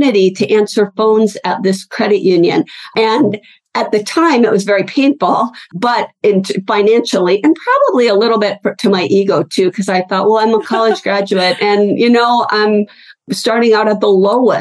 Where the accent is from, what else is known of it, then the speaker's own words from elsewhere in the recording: Pacific Northwest, United States; moved away as an adult; also born or lived in Salt Lake City, Utah; I moved from the Pacific Northwest, which is where I grew up, to Salt Lake City, Utah